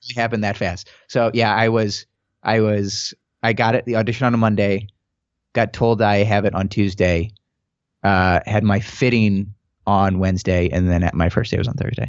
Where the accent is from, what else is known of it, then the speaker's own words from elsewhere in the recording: St. Louis, Missouri, United States; moved away; I'm from Saint Louis originally, um, and I went to film school there